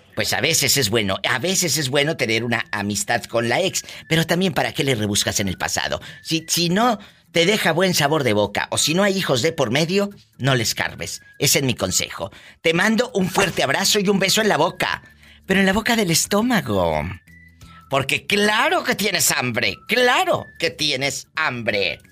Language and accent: Spanish; Matamoros, Tamaulipas, Mexico; de mi tierra de Matamoros, Tamaulipas